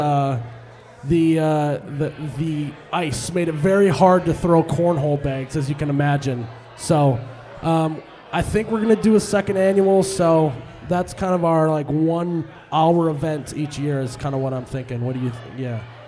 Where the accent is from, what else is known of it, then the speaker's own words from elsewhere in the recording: United States; I'm an American guy.